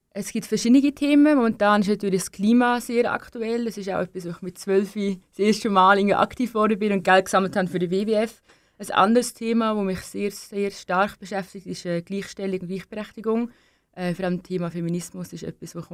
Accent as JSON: {"language": "German", "country": "Denmark", "said": "ich bin, ich bin halt Dänin. Ich gehe jedes Jahr meine Familie besuchen in Dänemark."}